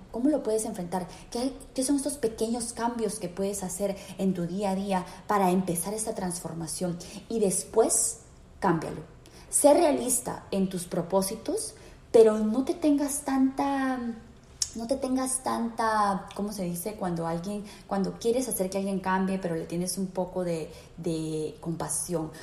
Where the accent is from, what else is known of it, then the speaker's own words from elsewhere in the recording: Peru; en mi país, en Perú